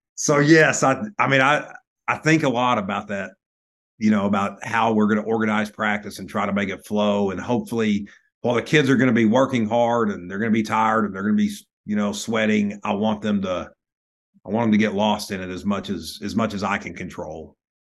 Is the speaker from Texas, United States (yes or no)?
yes; Lubbock, Texas, United States; growing up in Lubbock